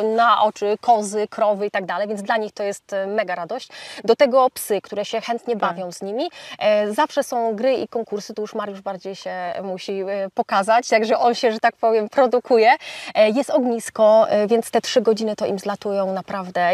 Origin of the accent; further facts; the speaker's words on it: Bydgoszcz, Kuyavian-Pomeranian Voivodeship, Poland; jestem bydgoszczanką, która od dziecka marzyła o tym, żeby mieszkać za miastem